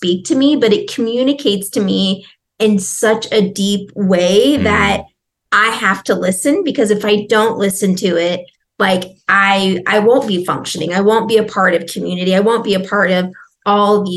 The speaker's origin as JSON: {"language": "English", "region": "Nebraska", "country": "United States", "said": "I'm originally from Nebraska"}